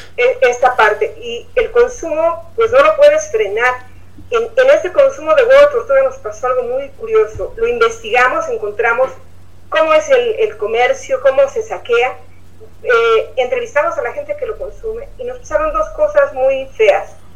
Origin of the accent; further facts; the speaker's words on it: Mexico City, Mexico; now in Oaxaca, Mexico; yo soy de la Ciudad de México, cuando llegué a Oaxaca